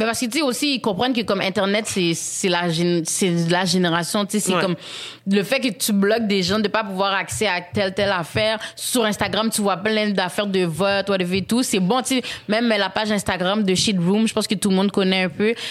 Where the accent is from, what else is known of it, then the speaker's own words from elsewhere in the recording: Haiti; en tant qu'haïtienne